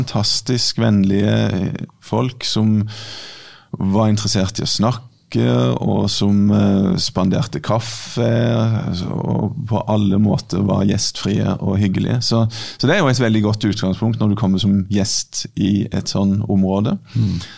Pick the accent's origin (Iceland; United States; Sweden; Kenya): Kenya; jeg er fra Kenya